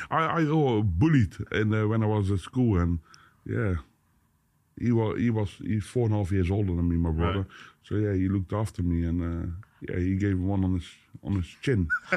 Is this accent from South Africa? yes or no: no; Boxtel, North Brabant, Netherlands; English is a second language; moved away as an adult; now in Vlijmen, Netherlands; I live there. I'm not from it. I'm from Boxtel.